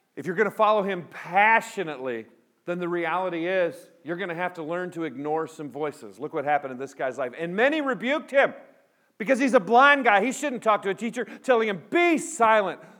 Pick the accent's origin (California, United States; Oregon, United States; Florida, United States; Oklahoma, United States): California, United States; Pico Rivera; moved away; I grew up in Southern California. I was born in Los Angeles, Pico Rivera